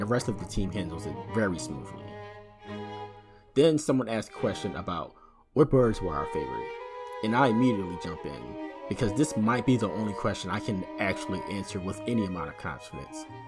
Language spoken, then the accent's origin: English; Philadelphia, Pennsylvania, United States; from Philadelphia, U S